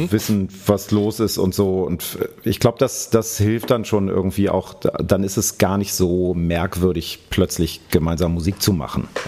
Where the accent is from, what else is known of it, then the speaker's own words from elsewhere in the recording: Hanover, Lower Saxony, Germany; now in Berlin, Germany; ich komme aus, komm aus Hannover ursprünglich.